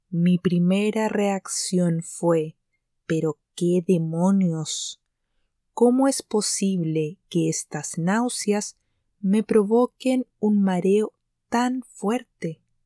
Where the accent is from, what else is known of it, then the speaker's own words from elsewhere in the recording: Chile; Esto de ser chilena